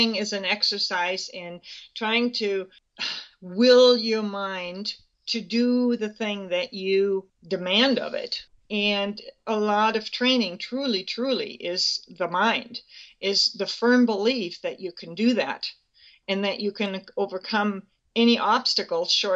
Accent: Germany; moved away as an adult; now in Spokane, United States; I grew up in Germany. I was born July 2nd, 1944, which makes me 71.

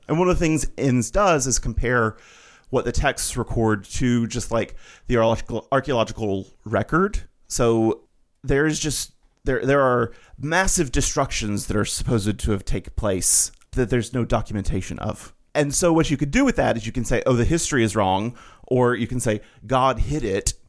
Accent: Alabama, United States; I grew up Baptist in Alabama

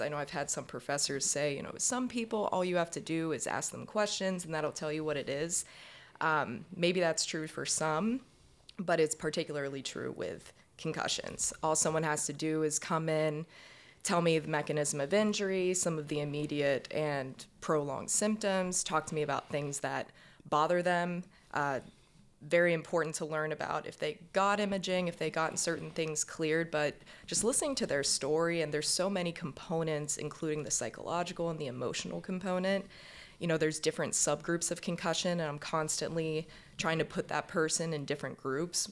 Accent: Pittsburgh, Pennsylvania, United States; moved away as an adult; also born or lived in Central Michigan University, Michigan / Boston, Massachusetts; now in Baltimore, United States; I'm from Pittsburgh

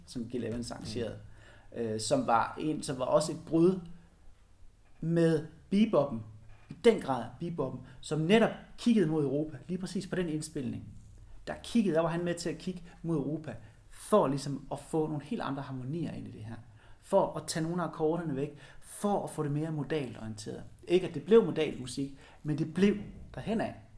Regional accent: Denmark; min kulturelle arv her i Danmark

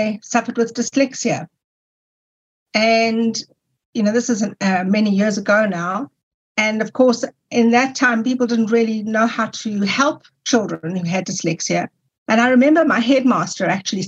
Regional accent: South Africa; I'm from South Africa, when I returned to South Africa, I was able to go to university

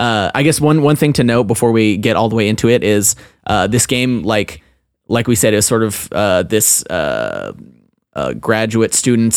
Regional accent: Utah, United States; Brigham Young University is in my home state of Utah and is close to where I live and work.

